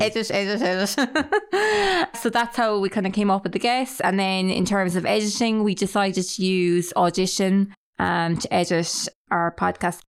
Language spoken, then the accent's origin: English; Clonakilty, Munster, Ireland; we're both from Clonakilty.